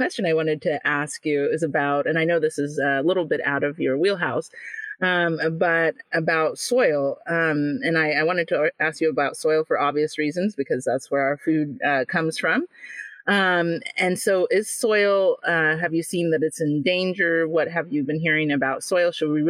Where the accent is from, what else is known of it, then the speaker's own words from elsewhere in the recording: Jamaica; even though I was born in Jamaica, I'm from the countryside of Jamaica, so I had there were farmers in my family.